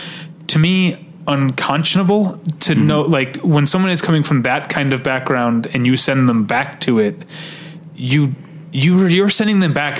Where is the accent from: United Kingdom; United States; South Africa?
United States; as an American